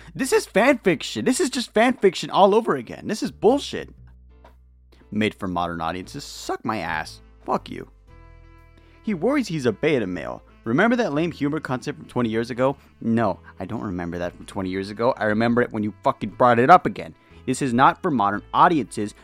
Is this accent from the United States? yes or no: yes; California, United States; I'm from California